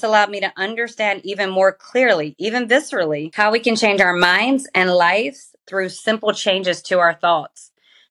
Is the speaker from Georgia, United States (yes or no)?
yes; Georgia, United States; I grew up in Georgia and in the South, one of the most religious parts of the USA